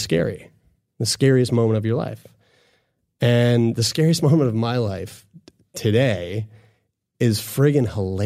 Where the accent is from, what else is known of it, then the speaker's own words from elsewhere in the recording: Sackville, Nova Scotia, Canada; I'm from Sackville.